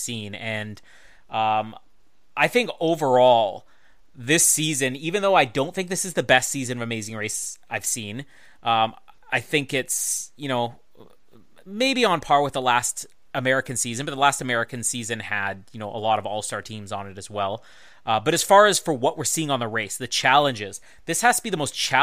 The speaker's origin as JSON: {"language": "English", "country": "Canada", "said": "I'm the Canadian on the Oz Network"}